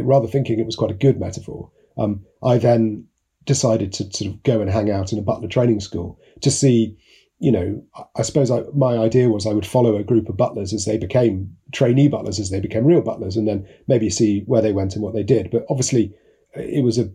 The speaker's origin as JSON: {"language": "English", "town": "Hay-on-Wye", "region": "Wales", "country": "United Kingdom", "tie": "born or raised there", "also_born_or_lived": "Russia", "moved": "as an adult", "said": "My dad was a sheep farmer in Powys, Radnorshire, until I was 10. He sold the farm when I was 9 or 10, just before my birthday, actually, and ended up running a small sawmill, just near Hay on Wye, actually. So I grew up outside Hay"}